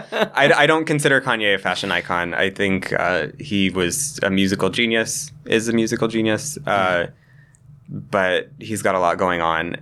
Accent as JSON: {"language": "English", "town": "Cheyenne", "region": "Wyoming", "country": "United States", "tie": "born or raised there", "moved": "as an adult", "lives_now": "New York, United States", "said": "I grew up in Cheyenne"}